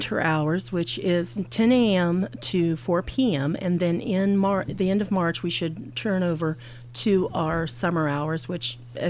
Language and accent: English; Southern California, United States; also born or lived in Washington; now in Fallon, Nevada, United States; I grew up in Southern California. I know, the evil Southern California. In the shadows of the San Gabriel Mountains. And my grandparents were dairymen.